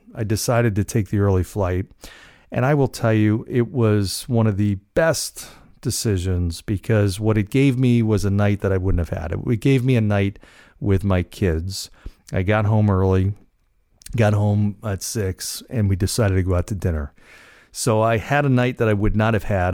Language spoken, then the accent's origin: English; Cranford, New Jersey, United States; moved away; my hometown of Cranford, New Jersey, where I, where I grew up, spent most of my life